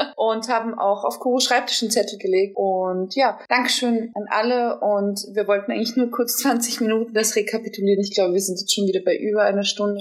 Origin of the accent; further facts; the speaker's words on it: Germany; Ich komme aus Deutschland, ich bin gebürtige Deutsche